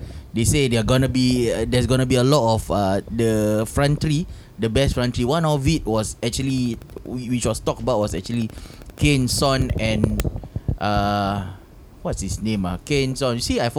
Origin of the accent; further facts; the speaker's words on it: Singapore; I'm from Singapore.